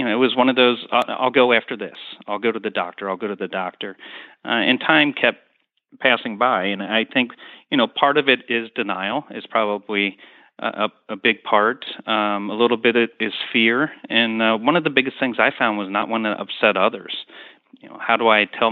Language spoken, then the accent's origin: English; Cincinnati, Ohio, United States; moved away as an adult; also born or lived in South Florida; I'm born and raised in Cincinnati